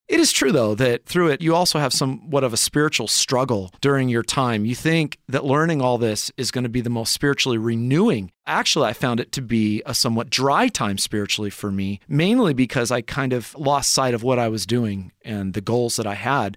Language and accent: English; Lemoore, California, United States; moved away as an adult; also born or lived in Humboldt State University, California / Lynden, Washington; now in Escondido, United States; I grew up in small Central Valley, California town of Lemoore